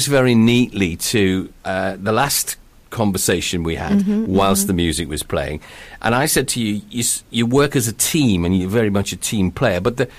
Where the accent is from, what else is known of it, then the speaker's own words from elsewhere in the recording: England, United Kingdom; now in Wales; I ended up living in another country with my mum. It's only Wales. But, you know, we moved from England to Wales.